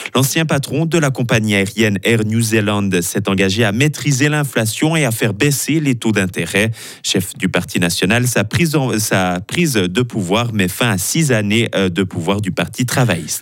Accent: Broye, Switzerland; on est vaudois, on est fribourgeois, mais avant tout, on est broyard

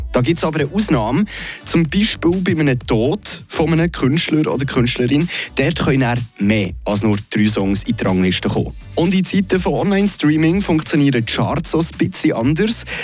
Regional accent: Switzerland; bei uns in der Schweiz

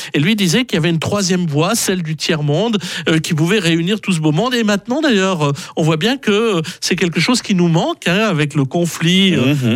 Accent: Switzerland; chez nous, en Suisse

